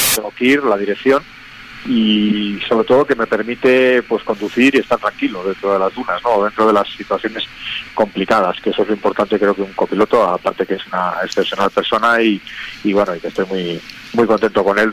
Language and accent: Spanish; Cantabria, Spain; yo soy cántabro, sé que en Cantabria hay una afición también bestial